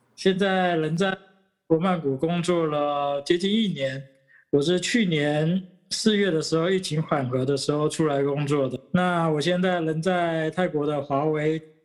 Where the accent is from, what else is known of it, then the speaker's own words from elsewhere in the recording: Taiwan; moved away as an adult; now in Thailand; 我刚好又是台湾人